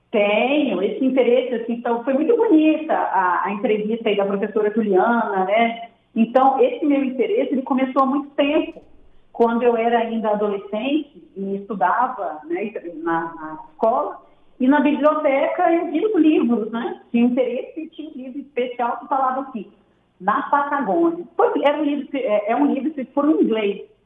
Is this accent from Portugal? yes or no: no; Brazil; eu me apresentei como brasileira